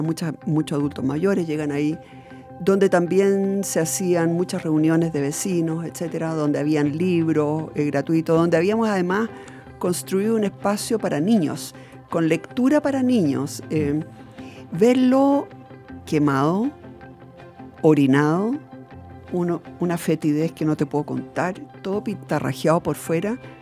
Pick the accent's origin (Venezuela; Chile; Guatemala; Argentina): Chile; Santiago, Santiago Metropolitan Region; also born or lived in Alto Hospicio, Chile / Iquique, Chile; yo nací en Ñuñoa